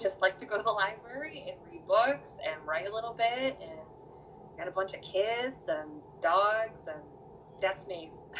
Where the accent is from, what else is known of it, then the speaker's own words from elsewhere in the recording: Cleveland, Ohio, United States; I'm from Cleveland, Ohio. You couldn't tell by my accent that was pointed out to me that I have one.